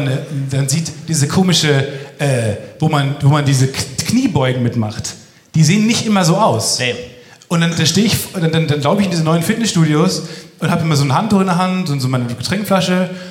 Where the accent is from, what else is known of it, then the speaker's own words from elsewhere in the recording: near Dortmund, North Rhine-Westphalia, Germany; ich komme aus der Ecke bei Dortmund eigentlich